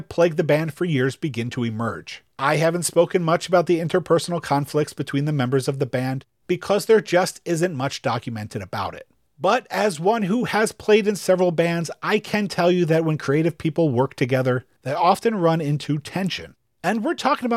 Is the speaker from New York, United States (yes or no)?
yes; New York, United States; as a New Yorker